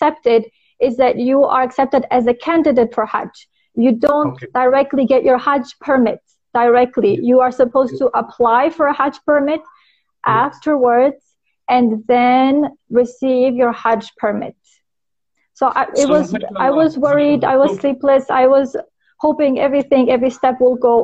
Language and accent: English; North Macedonia; moved away as an adult; now in Saudi Arabia; Originally, I'm from Macedonia.